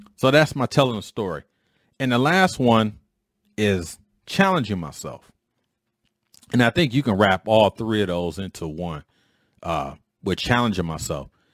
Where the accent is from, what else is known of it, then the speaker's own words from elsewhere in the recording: Detroit, Michigan, United States; a knucklehead growing up in Detroit